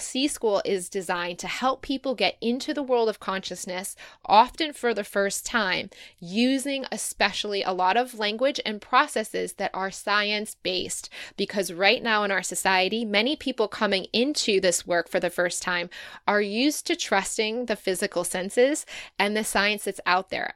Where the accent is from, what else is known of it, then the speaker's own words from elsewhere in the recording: Michigan, United States; moved away as an adult; also born or lived in Dayton, Ohio / Chicago; now in Sydney, Australia; I was born in Dayton, Kettering, kind of Dayton, Ohio, and then moved to Michigan, grew up there in the U S